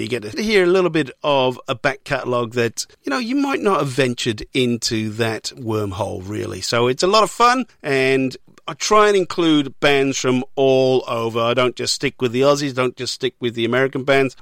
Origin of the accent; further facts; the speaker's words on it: Newport, Wales, United Kingdom; my hometown of Newport